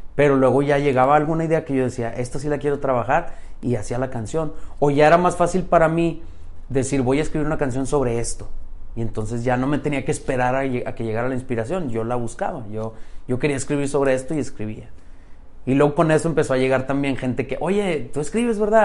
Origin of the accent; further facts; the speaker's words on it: Saltillo, Coahuila, Mexico; Soy de Saltillo. Allá nací y allá me, quedé, allá estoy ahorita.